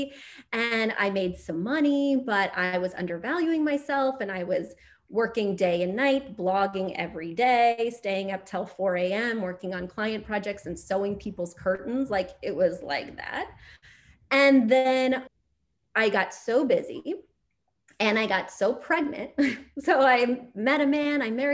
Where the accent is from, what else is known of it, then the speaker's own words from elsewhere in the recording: Missouri, United States; moved away; also born or lived in New York City; I'm from Missouri